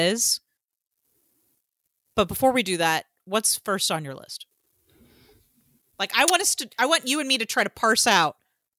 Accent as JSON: {"language": "English", "region": "Georgia", "country": "United States", "tie": "born or raised there", "said": "as a Southern person, I know I don't sound like I'm from the South because my parents are from New York and New Jersey, but I've grown up in Georgia all my life."}